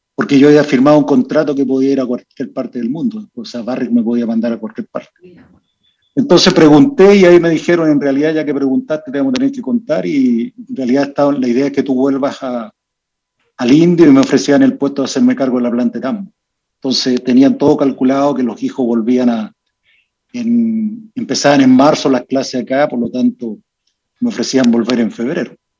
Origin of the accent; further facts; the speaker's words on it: Vallenar, Atacama, Chile; also born or lived in Copiapó; yo soy nacido en Vallenar